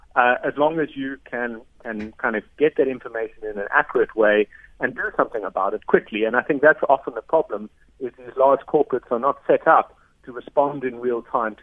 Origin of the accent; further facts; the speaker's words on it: South Africa; But for me, as a South African, it's a real shame.